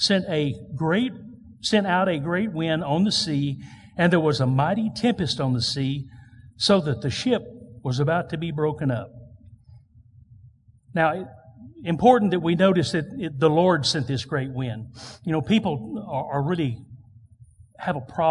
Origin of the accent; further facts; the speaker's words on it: United States; I am proud to be an American. So thankful to be born in this country.